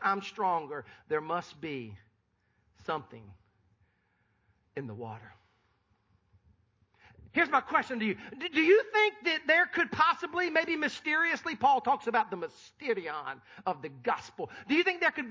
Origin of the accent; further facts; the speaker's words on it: Sumter, South Carolina, United States; I was born and raised in Sumter, South Carolina.